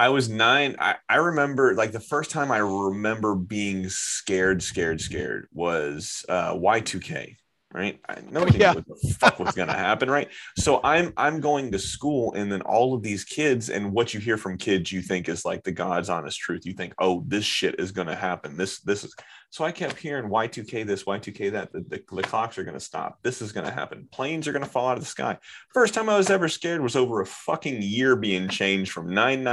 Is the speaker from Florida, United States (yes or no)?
yes; Orlando, Florida, United States; I grew up in Orlando.